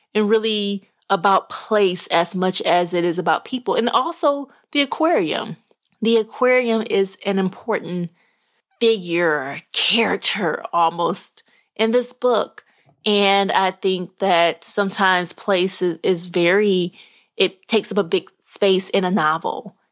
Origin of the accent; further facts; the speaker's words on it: Little Rock, Arkansas, United States; I'm from Arkansas. I was raised in Arkansas. And so I was in Little Rock, Arkansas, where, you know, I call home as well